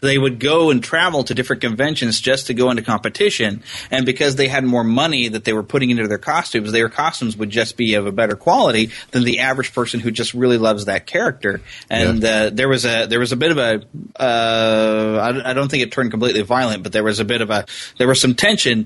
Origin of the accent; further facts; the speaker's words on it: United States; I'm pure American